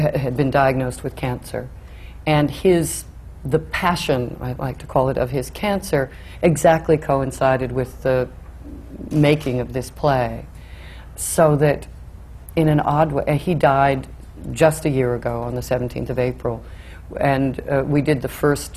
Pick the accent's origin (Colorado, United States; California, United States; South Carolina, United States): California, United States; Oakland; moved away; I grew up in California, in Oakland, California